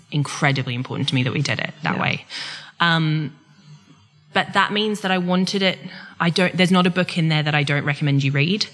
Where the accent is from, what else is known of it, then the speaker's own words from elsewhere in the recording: Queensland, Australia; now in England; I'm from Queensland, not from Victoria or Tasmania